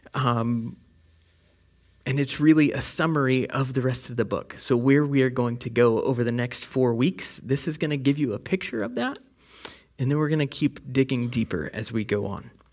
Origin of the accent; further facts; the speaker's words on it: West Virginia, United States; I'm from West Virginia. we don't really put the G on the end of things